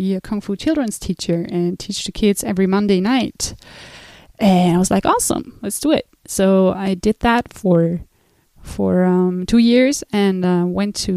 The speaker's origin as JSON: {"language": "English", "country": "Switzerland", "also_born_or_lived": "United States", "said": "So when I was 16, I went to the United States, and I was obviously coming from Switzerland"}